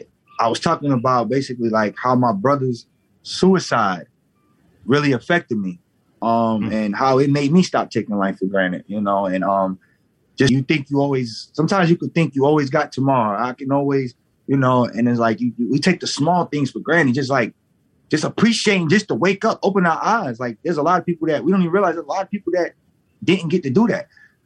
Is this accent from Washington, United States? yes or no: no; New York, United States; also born or lived in Southern US; I grew up in New York and down south. I got best of both worlds.